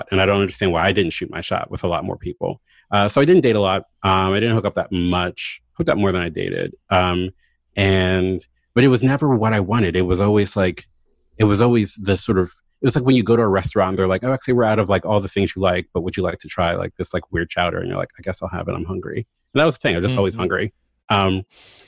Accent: Baltimore, Maryland, United States; moved away as an adult; also born or lived in Philadelphia; I moved to Baltimore back home 2 years ago for David's job

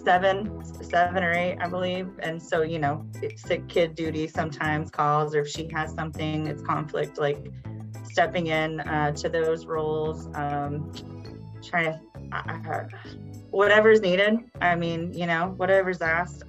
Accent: Hannibal, Missouri, United States; this kid from the Midwest, a small town. I'm from Hannibal, which is right across the river

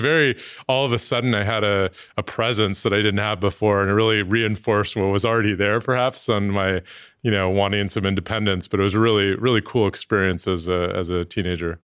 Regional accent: Oakland, California, United States; moved away; I was born in Oakland, nineteen eighty, Oakland Kaiser. Um, Kaiser, another great Oakland company, and, uh, spent most of my childhood there.

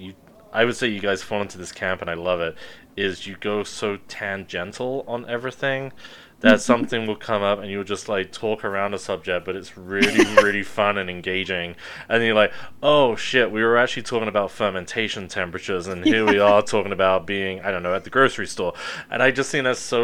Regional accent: England, United Kingdom; I'm English

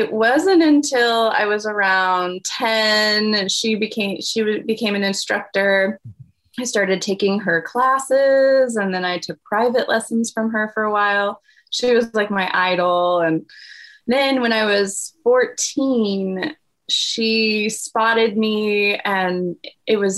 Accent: Kansas City, United States; moved away as an adult; also born or lived in Taiwan; I grew up in Kansas City. That's where I live now, in Kansas City. And I've been in and out, but grew up just in the suburbs of Kansas City

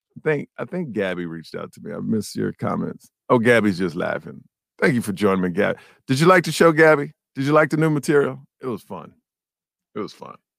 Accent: Houston, Texas, United States; When we were kids, man, we played for the Sagemont Cowboys. I'm from Sagemont in Houston, Texas.

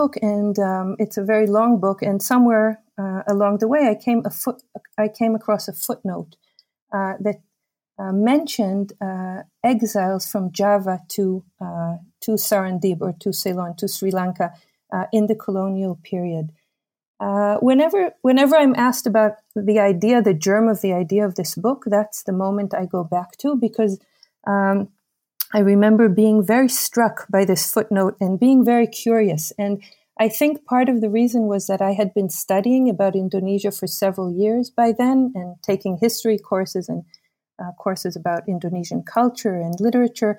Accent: Israel; also born or lived in United States; I was born in the United States, but I grew up in Israel for the most part

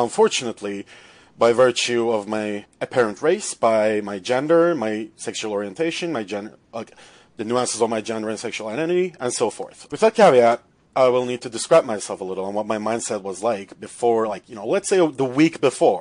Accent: Turkey; moved away as an adult; now in Toronto, Canada; I'm from Turkey. I'm an international student

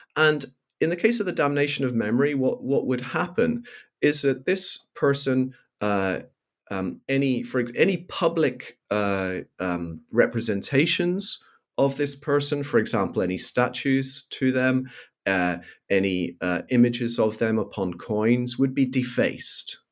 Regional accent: Belfast, Northern Ireland, United Kingdom; I grew up in Belfast in Northern Ireland during the period of the so-called Troubles

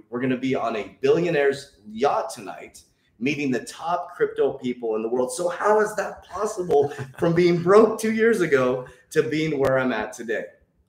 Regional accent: Arizona, United States; I'm a dude from Arizona, a single father

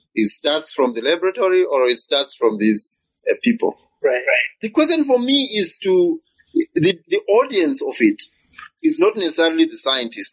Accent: Zimbabwe; I come from Zimbabwe

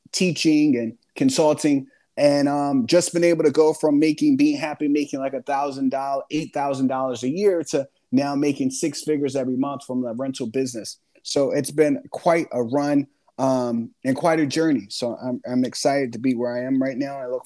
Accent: Philadelphia, Pennsylvania, United States; I grew up in Philadelphia with six siblings and a single parent household

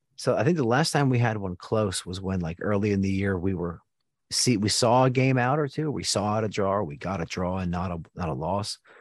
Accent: Houston, Texas, United States; we're from Houston

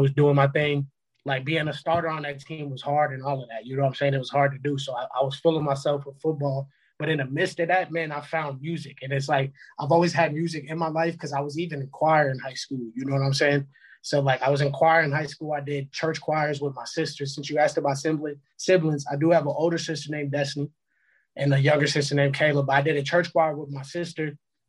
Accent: Puerto Rico; I'm Puerto Rican

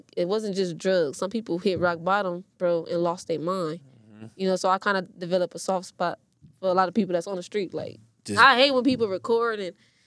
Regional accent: Compton, California, United States; I'm from the Wilmington Orms. Like, I grew up over there.

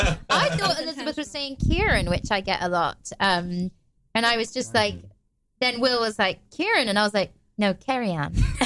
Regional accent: United Kingdom; I'm from just outside London.

